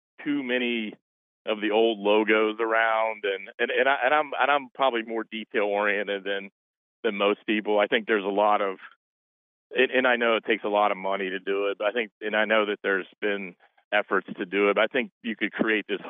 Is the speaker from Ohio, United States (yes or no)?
yes; Gallipolis, Ohio, United States; moved away as an adult; now in Cincinnati, United States; I grew up in Gallipolis